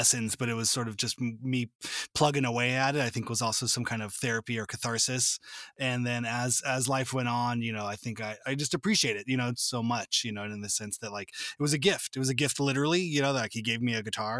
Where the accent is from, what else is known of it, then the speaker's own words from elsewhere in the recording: suburbs of LA, Southern California, United States; I grew up in Southern California, just in the suburbs